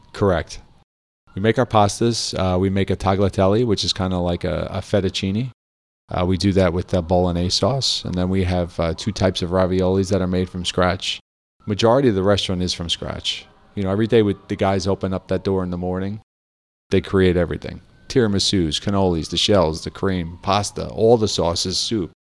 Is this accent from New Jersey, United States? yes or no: yes; New Jersey, United States; a kid growing up in New Jersey